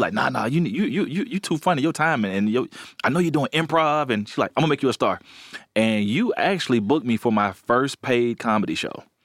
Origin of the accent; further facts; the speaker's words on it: Alabama, United States; I'm from Alabama, and all my family are blue collar, hard workers